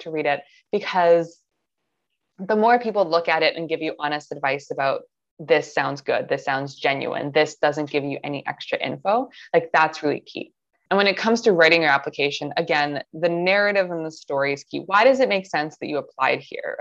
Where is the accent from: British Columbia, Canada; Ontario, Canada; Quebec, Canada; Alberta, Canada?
Ontario, Canada; Toronto; I'm from Toronto. I lived in Toronto my entire life